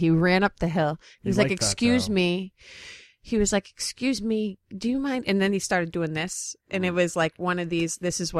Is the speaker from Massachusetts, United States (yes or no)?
yes; Boston, Massachusetts, United States; also born or lived in Los Angeles; now in New York, United States; Yes, and I'm from Boston.